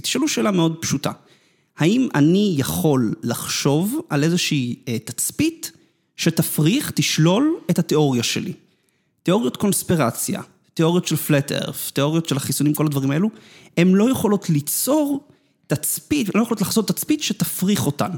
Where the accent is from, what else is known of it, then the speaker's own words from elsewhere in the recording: Netanya, Central District, Israel; אני נולדתי בדרום נתניה